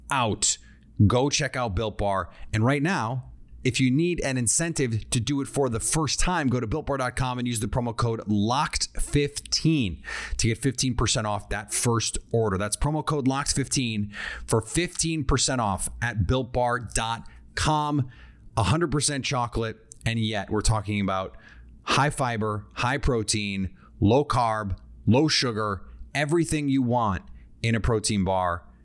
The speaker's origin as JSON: {"language": "English", "region": "Midwest", "country": "United States", "said": "I am from the Midwest."}